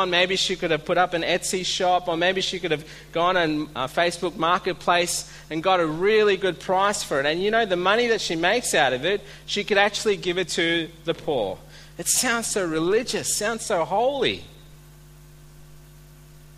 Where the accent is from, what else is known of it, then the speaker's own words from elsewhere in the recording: India; now in Australia; I'm Indian